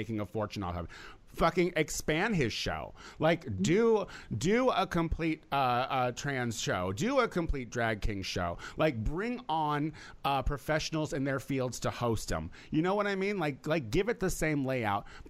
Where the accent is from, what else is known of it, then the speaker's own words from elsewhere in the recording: New York, United States; I'm from New York.